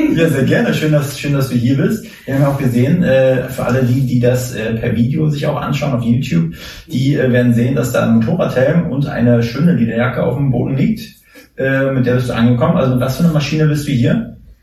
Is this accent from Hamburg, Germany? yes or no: no; Mecklenburg-Vorpommern, Germany; da Erik und ich aus MacPom sind